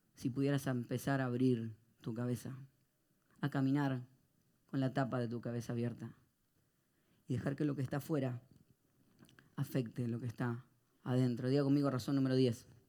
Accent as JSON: {"language": "Spanish", "country": "Argentina", "said": "soy argentino"}